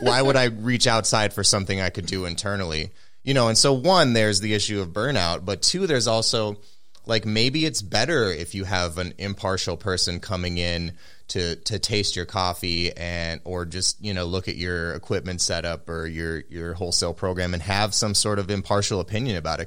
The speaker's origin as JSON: {"language": "English", "town": "Minneapolis", "region": "Minnesota", "country": "United States", "tie": "born or raised there", "said": "I grew up around here in the Twin Cities"}